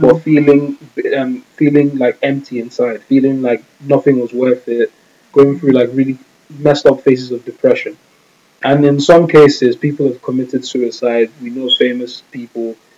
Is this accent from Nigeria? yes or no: yes; Nigeria; we're Nigerian